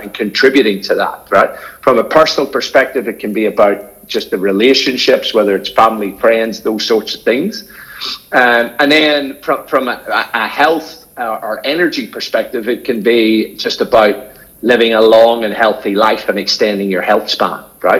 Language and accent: English; Northern Ireland, United Kingdom; now in Australia; I was brought up in Northern Ireland in the 1970s